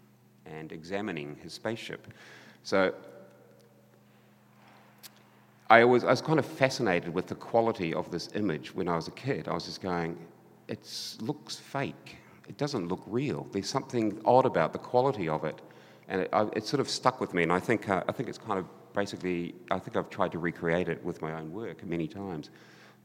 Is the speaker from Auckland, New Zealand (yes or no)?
no; Christchurch, Canterbury, New Zealand; my hometown Christchurch